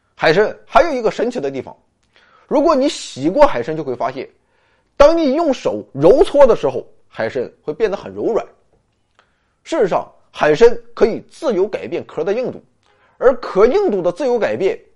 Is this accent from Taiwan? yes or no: no; China; 这是我们中国人主要吃的部分